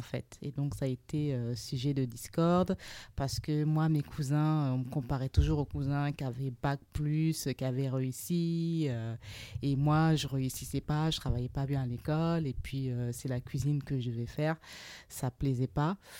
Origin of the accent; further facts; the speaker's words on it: Burkina Faso; also born or lived in Trouville, Normandy, France; now in France; Je suis originaire du Burkina Faso